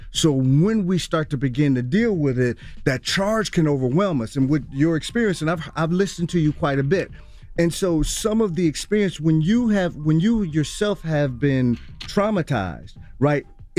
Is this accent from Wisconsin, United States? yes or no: yes; Milwaukee, Wisconsin, United States; born and raised in Milwaukee, Wisconsin, and my journey in terms of my people and my grandmother.